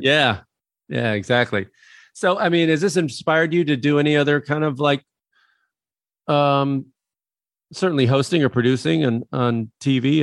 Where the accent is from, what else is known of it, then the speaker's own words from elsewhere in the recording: Midwest, United States; Growing up in the Midwest